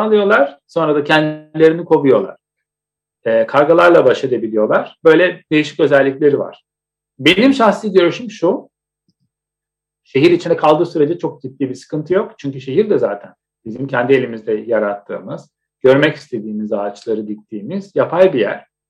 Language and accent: Turkish; Istanbul, Turkey; ben Etiler'de büyüdüm.